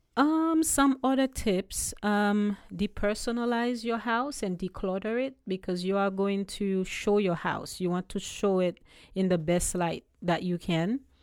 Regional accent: Haiti; accent: Haitian; also born or lived in U.S. Virgin Islands; now in Ocala, United States; I was born in Haiti, born and raised, and then I moved to the U S Virgin Islands years ago.

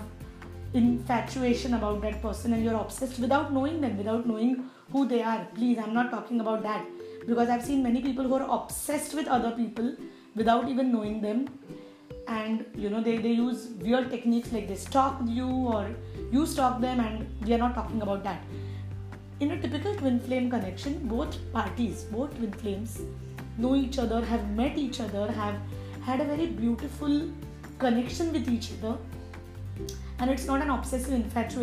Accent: India; I come from India

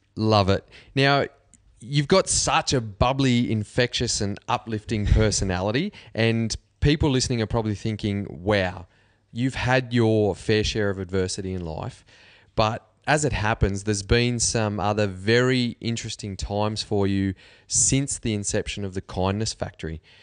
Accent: Cobar, New South Wales, Australia; I'm from Cobar.

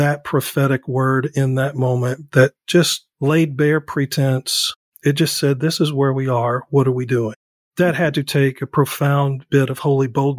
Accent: Western Kentucky, United States; I'm from Western Kentucky

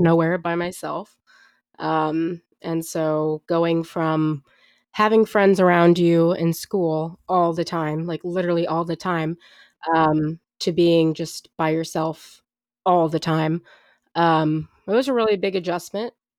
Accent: St. Louis, Missouri, United States; also born or lived in Jefferson City; I grew up in Saint Louis, but I'm at a school near Jefferson City

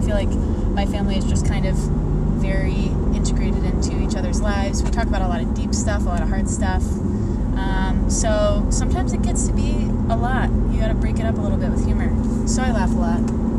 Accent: Memphis, Tennessee, United States; moved away; I grew up in Memphis. I was homeschooled.

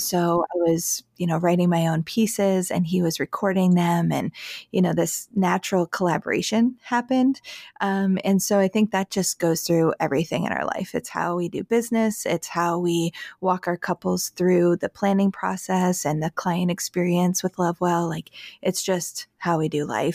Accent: Syracuse, New York, United States; I am from Syracuse, New York, the area

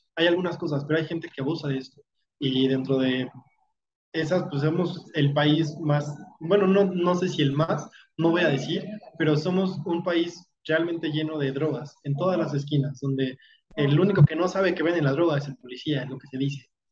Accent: Mexico; como mexicano a veces se nos haga menos solamente por ser mexicano

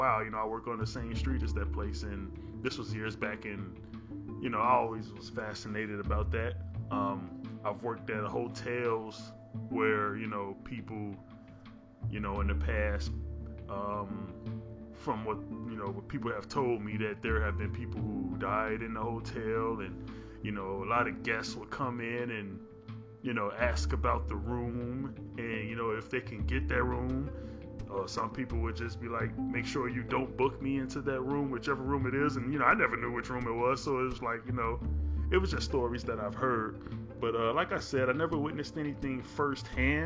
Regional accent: Chicago, Illinois, United States; born and raised in Chicago

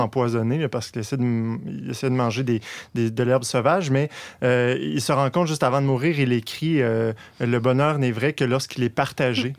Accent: Quebec, Canada; en tant que, Canadien français, que, en tant que Québécois

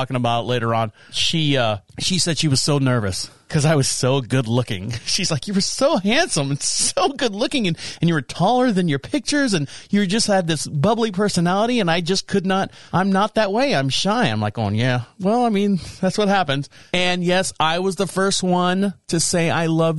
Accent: Orlando, Florida, United States; I was born and raised in Orlando, Florida.

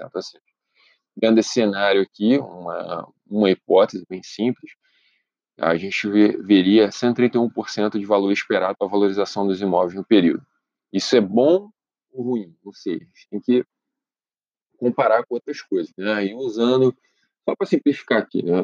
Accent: Brazil; moved away; also born or lived in Europe; nós, como brasileiros

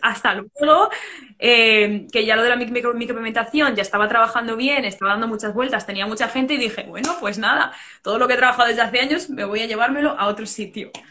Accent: Madrid, Community of Madrid, Spain; moved away as an adult; now in Dublin, Ireland; España es mi sitio, Madrid es.

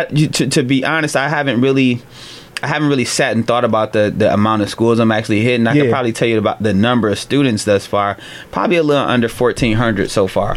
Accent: Cleveland, Ohio, United States; I'm an East Sider, so I grew up on the East Side of town in Cleveland.

